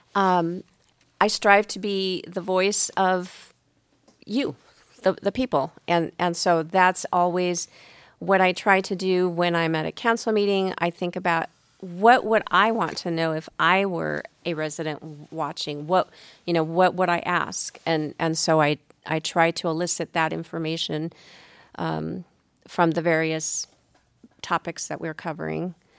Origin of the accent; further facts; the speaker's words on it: San Diego, California, United States; moved away; also born or lived in Arizona; I'm originally from San Diego, so I was a Padres fan